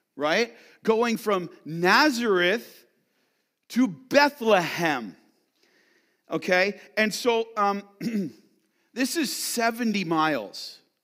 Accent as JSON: {"language": "English", "town": "London", "region": "Ontario", "country": "Canada", "tie": "born or raised there", "lives_now": "Ottawa, Canada", "said": "My wife and I are from London, Ontario, but if there was a s, this census was ordered, even though we live in Ottawa, we'd have to go back to London, Ontario, where we were born"}